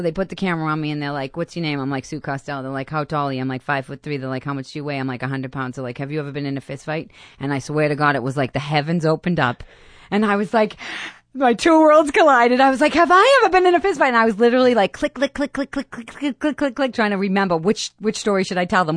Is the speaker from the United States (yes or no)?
yes; Boston, Massachusetts, United States; accent: thick Boston; moved away as an adult; I grew up in Boston